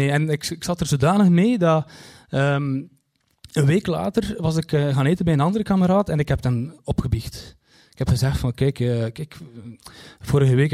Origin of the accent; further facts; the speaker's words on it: Kortrijk, West Flanders, Belgium; Want ja, ik kom uit Kortrijk en, en Kortrijk is zo groot dus ja, je kunt raden.